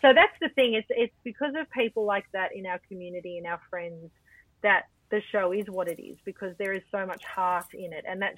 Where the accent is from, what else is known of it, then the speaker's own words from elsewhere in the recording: Melbourne, Victoria, Australia; I grew up in Altona North in a time when the arts weren't particularly respected